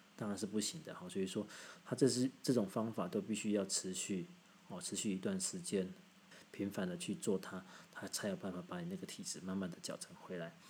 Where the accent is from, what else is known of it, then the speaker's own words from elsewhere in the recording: southern Taiwan, Taiwan; 我们南部人